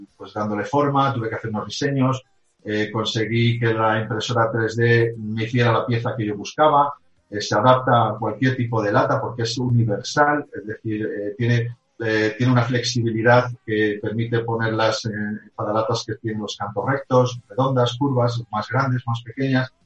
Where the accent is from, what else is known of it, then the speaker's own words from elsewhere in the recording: Spain; also born or lived in Germany; nací en Alemania, eh, eh, posteriormente me vine a España, a mi país, con mis padres, eh, después de sacar, bueno, pues hacer aquí el bachiller, luego volvimos otra vez a Alemania